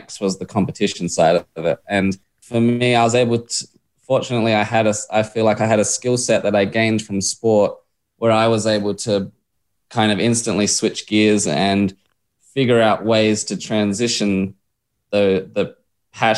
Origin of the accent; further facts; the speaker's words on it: Adelaide, South Australia, Australia; I grew up in Adelaide and was just, mad on footy, AFL, and then obviously bikes